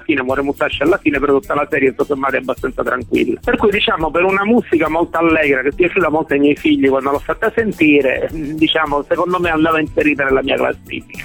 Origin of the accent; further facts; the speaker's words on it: Messina, Sicily, Italy; moved away as an adult; now in Adrano, Italy; io sono di Messina originario, però il lavoro mi ha portato qua